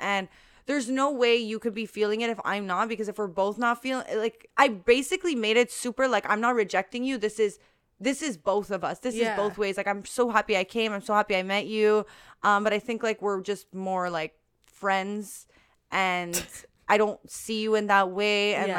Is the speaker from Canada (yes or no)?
yes; Canada; I'm from Canada.